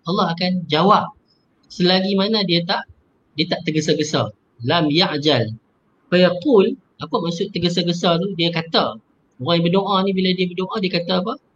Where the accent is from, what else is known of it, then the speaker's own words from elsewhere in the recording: Penang, Malaysia; Macam saya orang Penang, saya doa dalam bahasa Penang